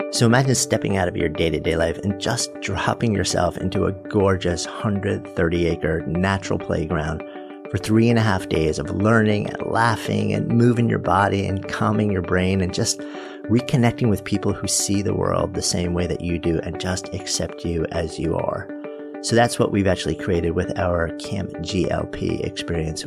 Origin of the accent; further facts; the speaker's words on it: Port Washington, New York, United States; I grew up in Port Washington